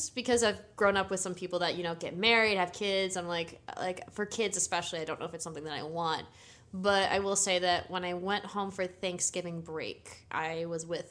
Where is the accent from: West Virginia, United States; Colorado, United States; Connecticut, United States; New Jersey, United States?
Connecticut, United States; moved away; another friend that I grew up with in Connecticut, where I'm from